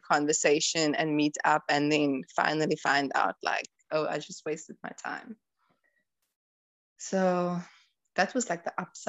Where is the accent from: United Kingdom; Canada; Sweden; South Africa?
South Africa; So when I told him that I'm South African, he was extremely happy. And he was like, he went on asking me about my country and like culture and things like that.